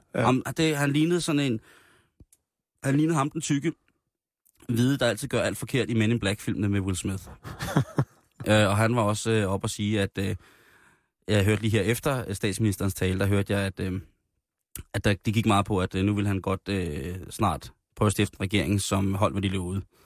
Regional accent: Roskilde, Zealand, Denmark; I den lille flæk, hvor jeg voksede op i, øh, Roskilde, der, øh, der havde vi i nærområdet, øh, hvor jeg voksede op Himmeløv

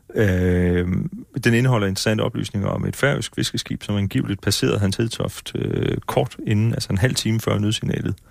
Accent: Faaborg, Southern Denmark, Denmark; jeg kommer fra Forborg

